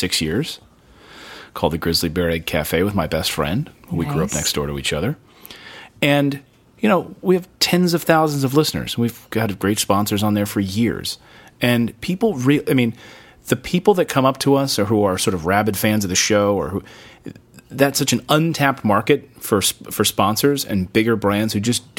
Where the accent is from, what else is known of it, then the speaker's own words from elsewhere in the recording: Philadelphia, Pennsylvania, United States; I'm from Philadelphia